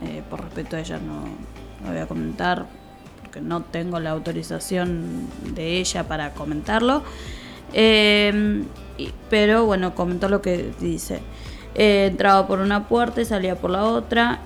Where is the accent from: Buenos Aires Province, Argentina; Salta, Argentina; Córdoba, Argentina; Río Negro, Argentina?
Buenos Aires Province, Argentina; Tigre; yo soy de Tigre, bueno, viví en Tigre, Rincón de Milberg